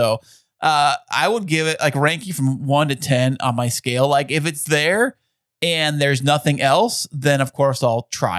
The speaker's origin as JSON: {"language": "English", "town": "Alpine", "country": "United States", "tie": "born or raised there", "said": "growing up in Alpine"}